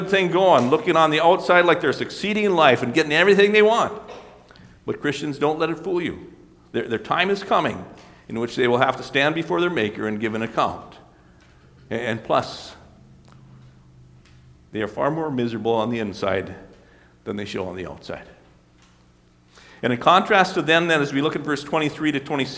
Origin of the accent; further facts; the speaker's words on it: Mackville, United States; moved away; I was back in my hometown this last week here in Mackville